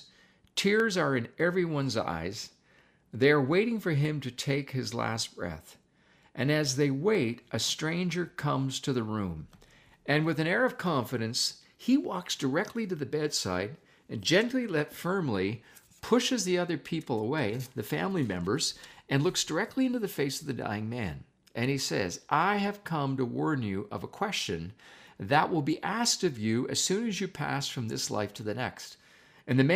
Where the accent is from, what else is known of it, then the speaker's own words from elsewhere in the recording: Canada; also born or lived in Toronto / Niagara District; being a Canadian, what can I say? I've lived in Toronto, and now we live in the Niagara District